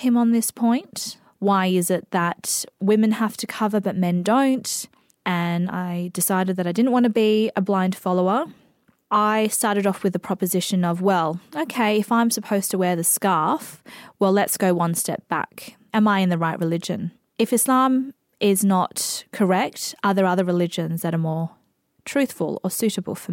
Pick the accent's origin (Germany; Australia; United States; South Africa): Australia; also born or lived in Indonesia / Coober Pedy, South Australia; All of my cultural references are Australian because I was literally raised by Australian foster carers